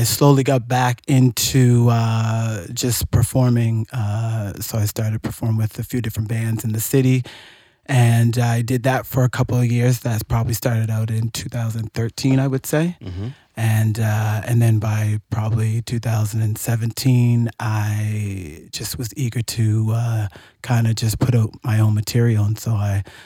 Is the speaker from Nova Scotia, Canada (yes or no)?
yes; Nova Scotia, Canada; I grew up in Nova Scotia in the country